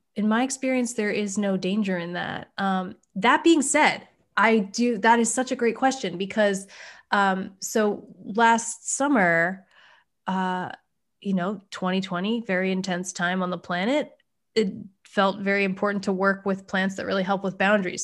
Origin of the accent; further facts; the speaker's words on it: East Coast, United States; now in West Coast, United States; I grew up on the East Coast